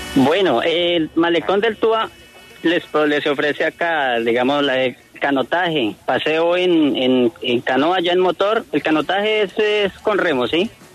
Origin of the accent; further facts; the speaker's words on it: Villanueva, Casanare, Colombia; soy nativo, nativo de esta región